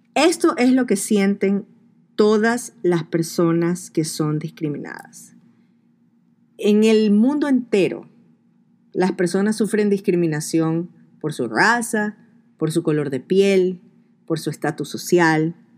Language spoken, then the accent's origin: Spanish; Ecuador; moved away; en mi país, escuchamos el cholo ese. El cholo en Ecuador